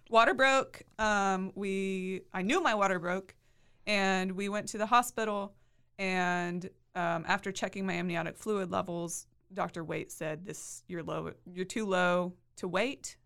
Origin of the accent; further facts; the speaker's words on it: Hewitt, Texas, United States; I'm from the Waco area. I grew up in Hewitt